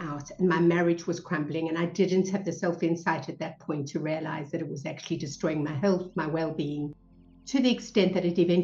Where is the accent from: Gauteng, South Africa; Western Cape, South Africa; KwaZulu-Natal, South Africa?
Western Cape, South Africa; Cape Town; moved away as an adult; I was brought up in South Africa. So we moved around a lot and I spent most of my life in Cape Town, South Africa